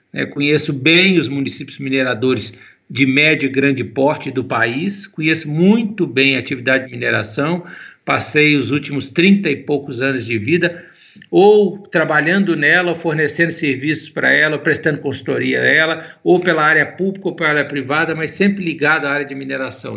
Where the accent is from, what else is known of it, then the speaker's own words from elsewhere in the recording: Itabirito, Minas Gerais, Brazil; Eu sou natural de Itabirito